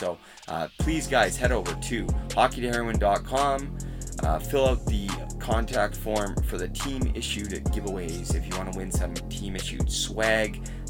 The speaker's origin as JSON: {"language": "English", "town": "Port Coquitlam", "region": "British Columbia", "country": "Canada", "tie": "born or raised there", "said": "Growing up in Port Coquitlam, BC"}